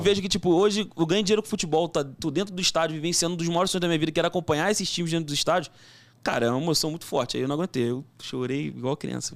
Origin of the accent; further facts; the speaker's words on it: Brazil; sou brasileiro